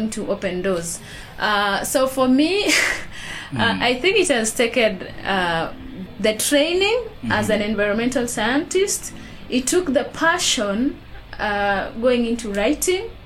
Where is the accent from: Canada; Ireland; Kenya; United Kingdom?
Kenya; Baringo County; I come from Baringo